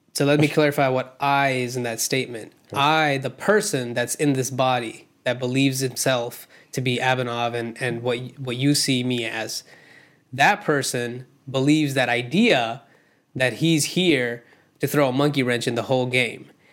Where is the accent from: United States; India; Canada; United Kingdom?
India; moved away; I grew up in India